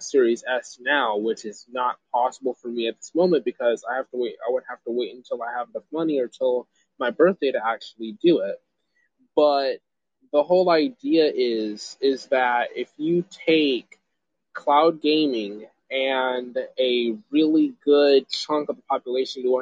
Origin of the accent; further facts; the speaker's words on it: Greenville, South Carolina, United States; I'm from Greenville